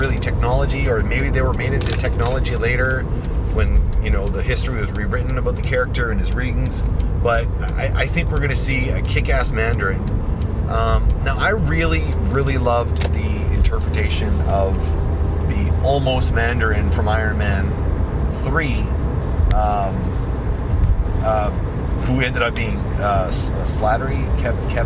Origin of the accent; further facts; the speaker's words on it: Canada; As a Canadian